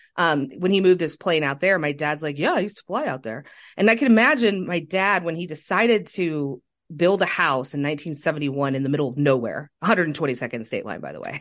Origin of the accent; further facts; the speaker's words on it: Kansas City, Missouri, United States; growing up in South Kansas City myself